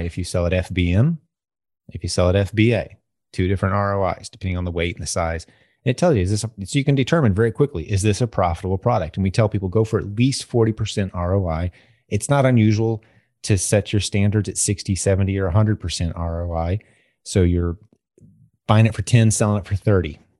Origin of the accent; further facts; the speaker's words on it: United States; as an American